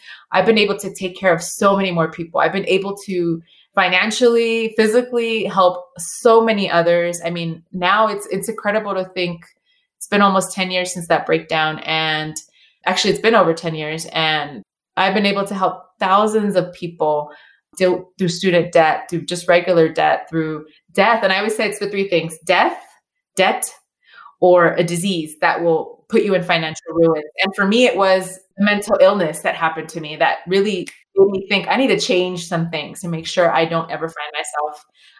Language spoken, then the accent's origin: English; El Salvador; I'm Latina, you know, I'm from El Salvador